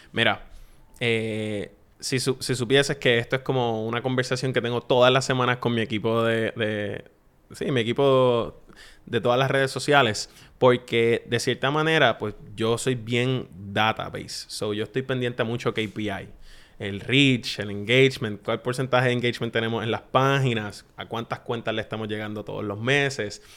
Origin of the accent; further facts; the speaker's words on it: Puerto Rico; accent: Puerto Rican; yo me voy a hablar como puertorriqueño, como yo, como hablo con mis amigos